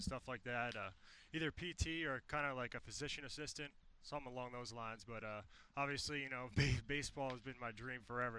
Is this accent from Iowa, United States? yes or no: no; New York, United States; being from New York, you know, growing up in New York